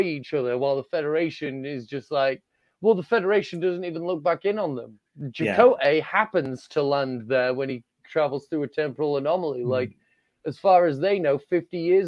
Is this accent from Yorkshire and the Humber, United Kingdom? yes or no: yes; Yorkshire and the Humber, United Kingdom; I'm from Yorkshire